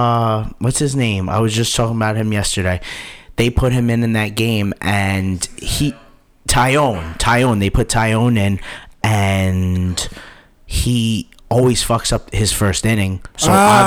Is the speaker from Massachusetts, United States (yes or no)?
no; New York, United States; We work too hard in New York and we expect a winning team because we work so hard. We pay so much to live here.